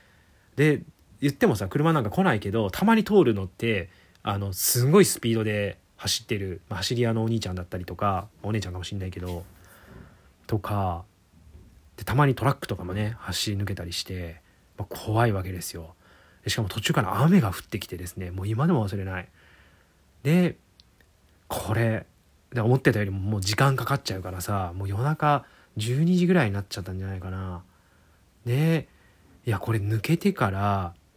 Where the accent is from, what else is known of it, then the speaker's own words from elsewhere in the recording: Shiga, Japan; 僕、あのー、生まれは滋賀県の方なんですけども